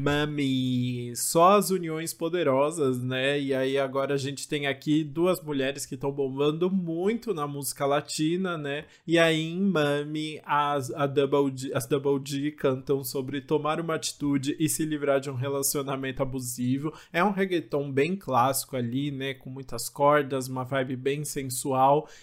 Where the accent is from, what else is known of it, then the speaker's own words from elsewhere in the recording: São Paulo, Brazil; eu sou da ZL, minha, minha avó, minha, meus avós sempre moraram ali pertinho da Vila Formosa